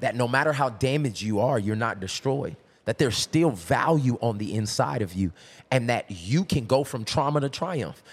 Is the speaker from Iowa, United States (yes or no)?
no; Tulsa, Oklahoma, United States; I'm from Tulsa, Oklahoma